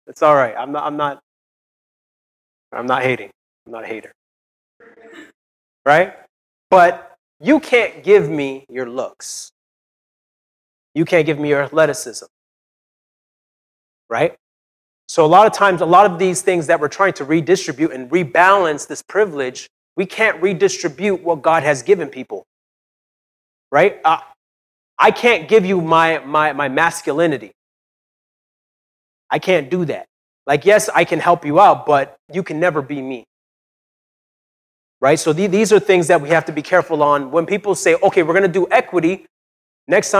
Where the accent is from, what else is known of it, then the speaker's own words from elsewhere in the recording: Brampton, Ontario, Canada; I'm from Brampton